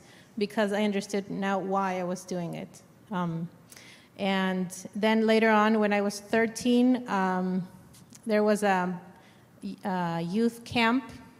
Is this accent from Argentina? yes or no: yes; Argentina; born there; I was born in Argentina. I was born into a Christian home.